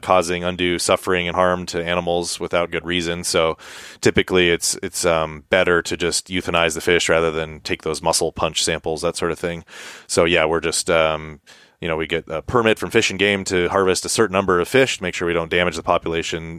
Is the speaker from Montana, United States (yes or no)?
yes; Montana, United States; now in Alaska, United States; growing up in Montana